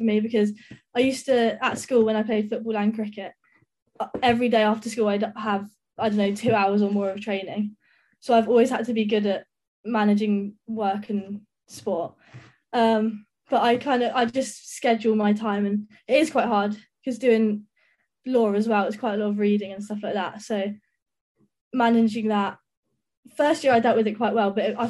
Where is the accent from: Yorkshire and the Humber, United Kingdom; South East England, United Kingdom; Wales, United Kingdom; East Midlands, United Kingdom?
South East England, United Kingdom; Brighton; I'm from Brighton